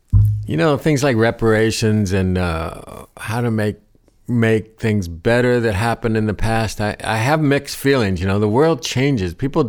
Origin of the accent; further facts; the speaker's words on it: Ohio, United States; Growing up in Ohio, you know, it wasn't far. I heard a lot of the gospel stuff